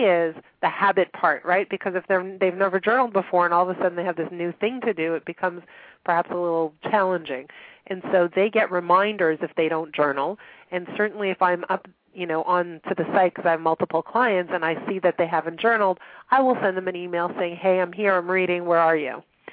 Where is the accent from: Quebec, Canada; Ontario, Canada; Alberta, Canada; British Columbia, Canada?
Quebec, Canada; Montreal; now in Toronto, Canada; I grew up in Montreal